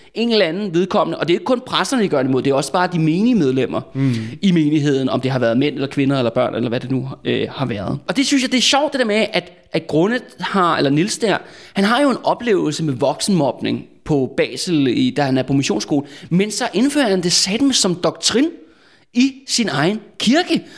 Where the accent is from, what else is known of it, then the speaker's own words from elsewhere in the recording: Copenhagen, Capital Region of Denmark, Denmark; jeg er sådan en rigtig københavner med et, øh, med et stort K